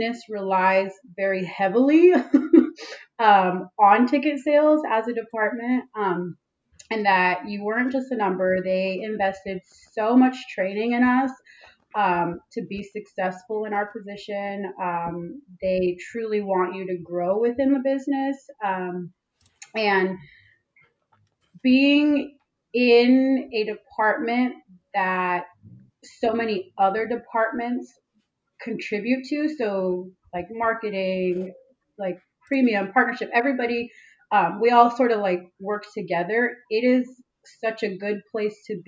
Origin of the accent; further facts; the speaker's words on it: Los Angeles, California, United States; also born or lived in San Diego; I'm originally from Los Angeles